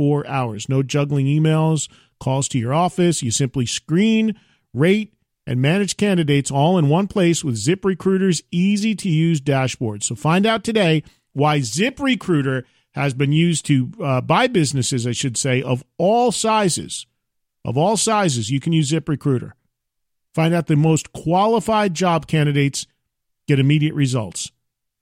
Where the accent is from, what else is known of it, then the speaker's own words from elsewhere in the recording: New Jersey, United States; a fellow Jersey brother